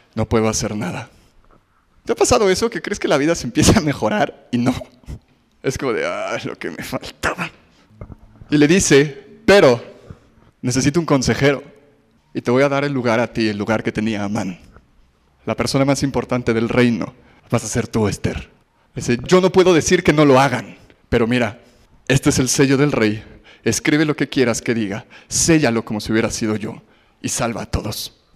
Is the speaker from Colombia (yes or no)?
no; Mexico; los judíos y mexicanos somos parecidos